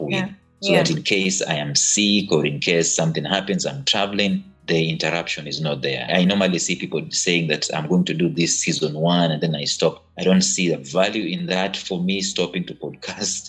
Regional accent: Kenya; I'm Kenyan.

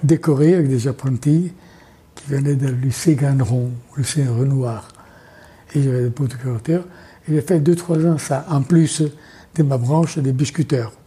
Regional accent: Italy; French is a second language; moved away as an adult; now in France; On dit comme ça en Italie

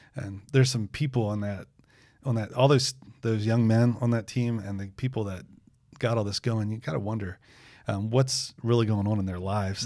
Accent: United States; as an American

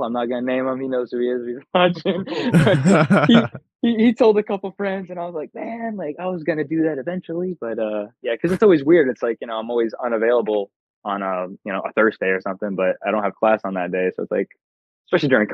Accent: Tampa, Florida, United States; I'm from Tampa

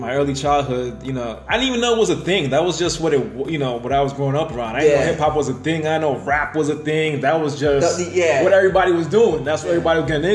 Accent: New York, United States; growing up in New York

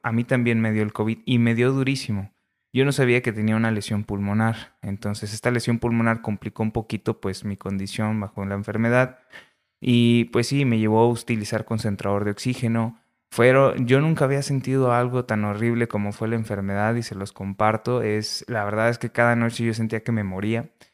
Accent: Ciudad Acuña, Coahuila, Mexico; moved away as an adult; also born or lived in Saltillo, Coahuila; now in La Laguna, Mexico; yo soy de Ciudad Acuña, Coahuila. Realmente nací en Saltillo, pero terminamos en Ciudad Acuña, Coahuila.

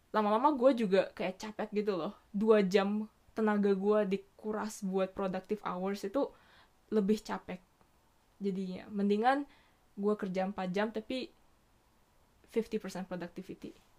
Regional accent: Indonesia; now in Tokyo, Japan; gue dari Indo

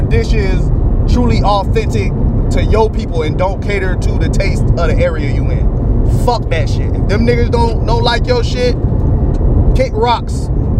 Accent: Miami, Florida, United States; I grew up in Miami.

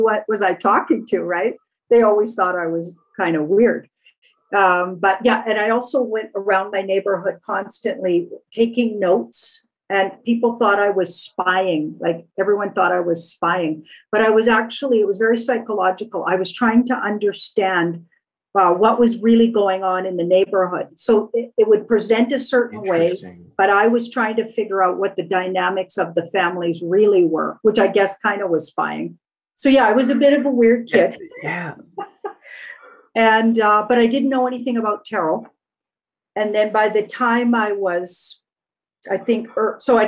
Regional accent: Alberta, Canada; I was brought up in Alberta and we're not encouraged to speak French.

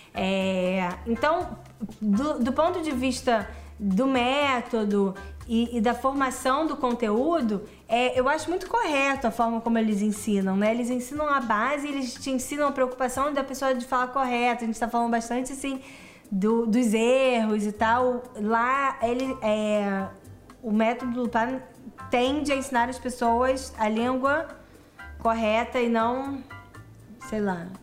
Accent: Rio de Janeiro, Brazil; also born or lived in Israel; eu estudei em escola judaica no Brasil, cresci no Rio

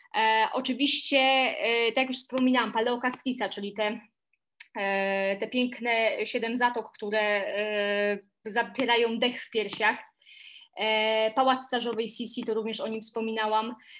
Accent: Silesian Voivodeship, Poland; now in Warsaw, Poland; oryginalnie pochodzę ze Śląska, natomiast obecnie mieszkam e, w Warszawie

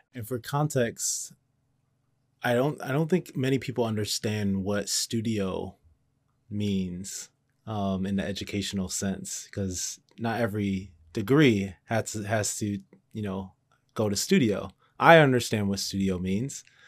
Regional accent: Cleveland, Ohio, United States; I grew up in Cleveland

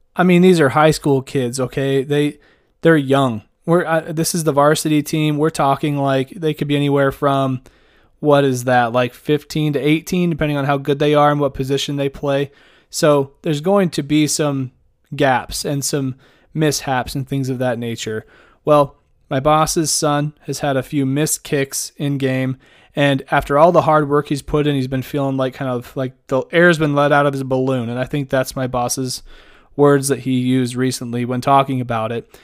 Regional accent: Idaho, United States; the state that I'm born and raised from, capital of the state that I work in and live

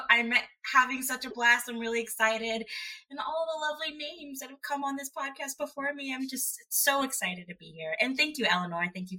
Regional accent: Southeast, United States; now in Northeast, United States; I live in the Northeast, but I'm from the Southeast.

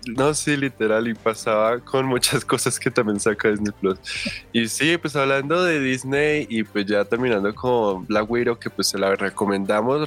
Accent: Colombia; nosotros somos de Colombia

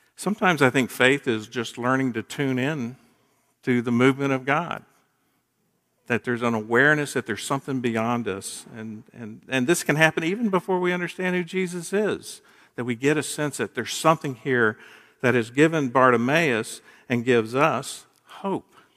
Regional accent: Gainesville, United States; moved away; Kathy and I grew up in Gainesville and then were away for, uh, thirty-five years

